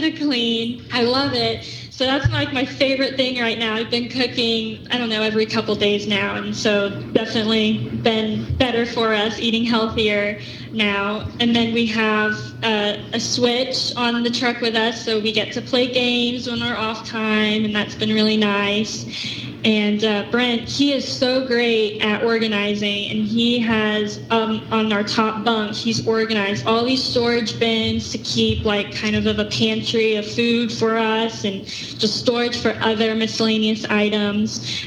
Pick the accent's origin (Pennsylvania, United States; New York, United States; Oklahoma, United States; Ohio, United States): Oklahoma, United States; Tulsa; Oklahoma, Tulsa.